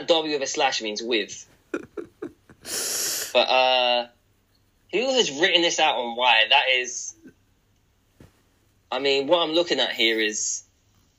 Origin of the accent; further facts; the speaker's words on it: England, United Kingdom; I'm English.